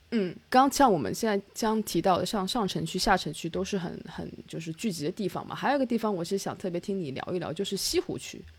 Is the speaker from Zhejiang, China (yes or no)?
yes; Ningbo, Zhejiang, China; now in Australia; 杭州离我家乡宁波也很近嘛，动车两个小时就到了